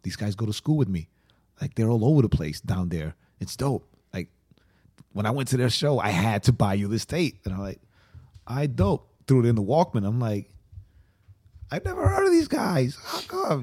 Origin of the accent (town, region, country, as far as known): Atlanta, Georgia, United States